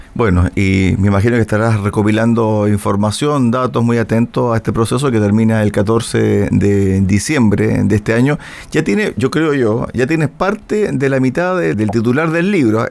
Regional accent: Chile; somos como chilenos

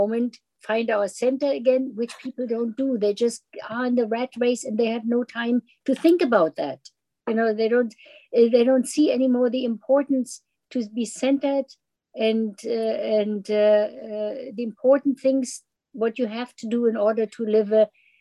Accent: Germany; moved away; when I immigrated in from Germany

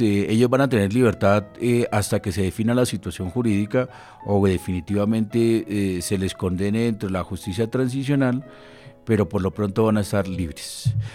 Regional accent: Colombia; como ciudadanos y como colombianos

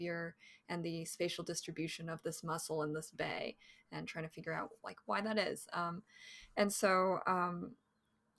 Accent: Bay Area, California, United States; I'm a Cali girl. I'm from California, Bay Area native

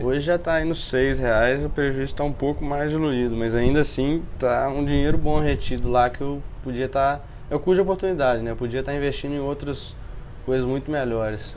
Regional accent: Viçosa, Minas Gerais, Brazil; moved away as an adult; now in Juiz de Fora, Brazil; sou de Viçosa, né? É... Morei minha vida inteira lá, desde que nasci até os 18 anos

